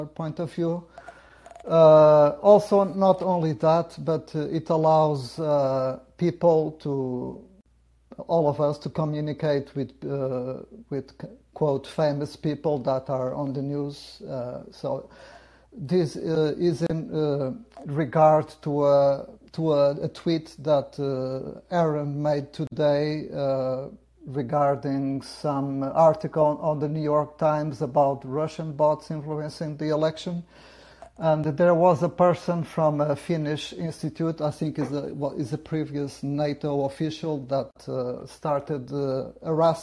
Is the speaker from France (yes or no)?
no; Portugal; Portugal, and that happens to be my home country